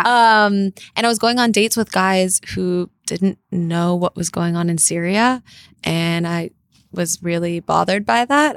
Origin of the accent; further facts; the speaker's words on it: Los Angeles, California, United States; also born or lived in North Carolina; grew up in L